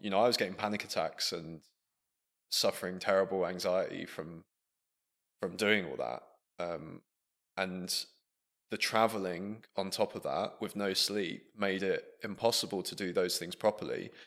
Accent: Buckingham, South East England, United Kingdom; moved away as an adult; also born or lived in Leicester; growing up in Buckingham, our nearest city being Milton Keynes

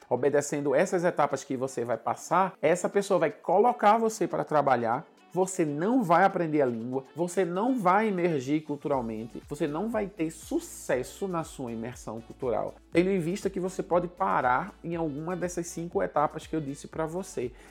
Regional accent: Northeast Region, Brazil; tendo em vista que eu sou nordestino e a cultura africana é muito presente na cultura nordestina

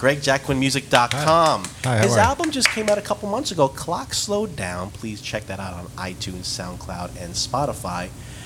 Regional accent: Thornwood, New York, United States; I grew up in Thornwood.

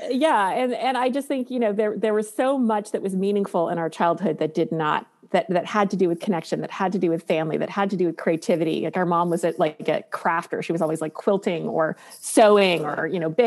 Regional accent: Taiwan; also born or lived in Beijing; Like when we were growing up in Taiwan, there were like night markets. We lived in Beijing when it was still under the communist regime.

